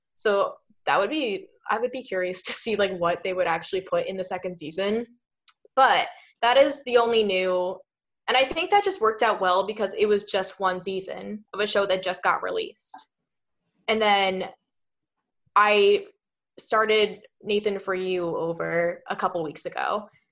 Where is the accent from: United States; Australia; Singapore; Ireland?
United States; New Jersey; we're, we're both from Jersey